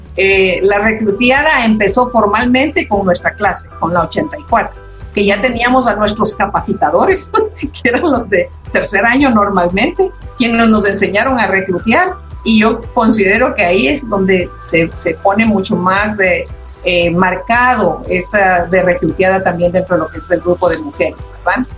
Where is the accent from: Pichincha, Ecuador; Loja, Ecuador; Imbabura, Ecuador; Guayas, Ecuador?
Pichincha, Ecuador; Quito; yo soy de Quito, Ecuador